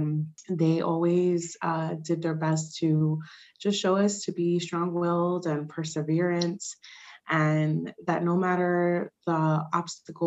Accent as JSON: {"language": "English", "town": "Newburgh", "region": "New York", "country": "United States", "tie": "born or raised there", "first_language": "Spanish", "second_language": "English", "said": "growing up in the city of Newburgh"}